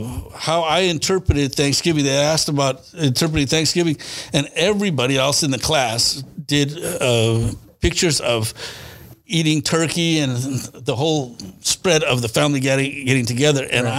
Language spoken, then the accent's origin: English; Delano, California, United States; also born or lived in Manteca, California; In Delano, California, mm-hmm. and then Manteca, California. So my father hauled sugar beets.